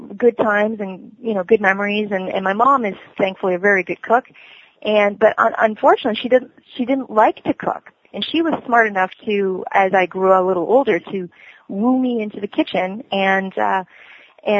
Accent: Cambridge, Ontario, Canada; also born or lived in South America / Waterloo, Ontario; I was born in South America, and I grew up in Cambridge, Ontario, Canada.

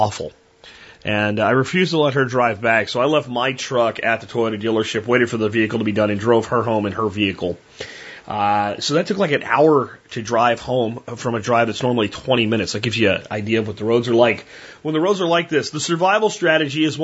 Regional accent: Texas, United States; I'm a Texan

